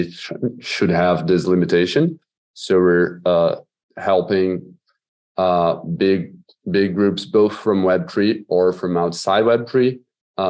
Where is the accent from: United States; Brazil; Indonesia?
Brazil; I'm from Brazil